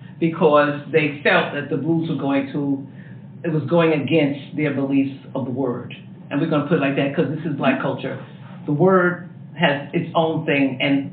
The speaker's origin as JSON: {"language": "English", "region": "New York", "country": "United States", "said": "I'm a New Yorker."}